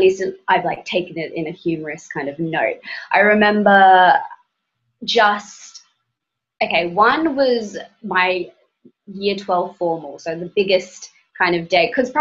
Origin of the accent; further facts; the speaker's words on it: Brisbane, Queensland, Australia; moved away; also born or lived in Melbourne, Australia; growing up in Brisbane, Australia, and then moving to Melbourne, Australia